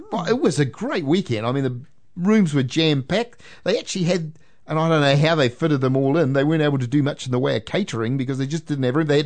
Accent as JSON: {"language": "English", "town": "Waitara", "region": "Taranaki", "country": "New Zealand", "tie": "born or raised there", "said": "I can't argue whether I'm born and bred in Waitara."}